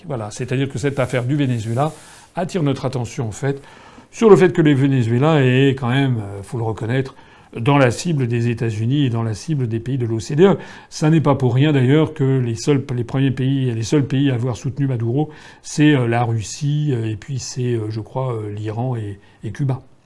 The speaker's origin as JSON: {"language": "French", "country": "France", "said": "nous sommes français"}